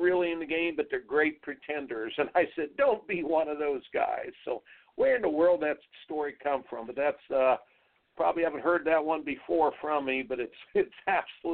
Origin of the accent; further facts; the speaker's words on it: Indiana, United States; growing up in Indiana